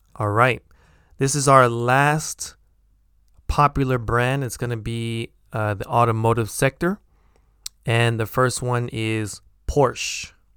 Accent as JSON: {"language": "English", "country": "United States", "accent": "American", "said": "my American accent."}